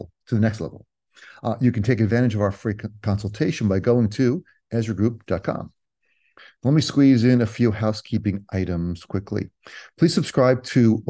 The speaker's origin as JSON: {"language": "English", "town": "Cherry Hill", "region": "New Jersey", "country": "United States", "tie": "born or raised there", "said": "I grew up in Cherry Hill"}